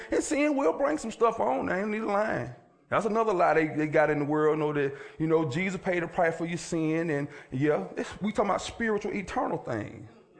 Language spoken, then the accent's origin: English; Villa Rica, Georgia, United States; Sandwich, but I mean sandwich in the country. I'm from Villarica.